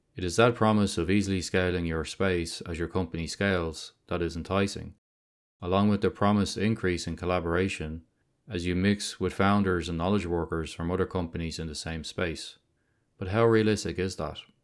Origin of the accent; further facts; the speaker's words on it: Dublin, Leinster, Ireland; my hometown of Dublin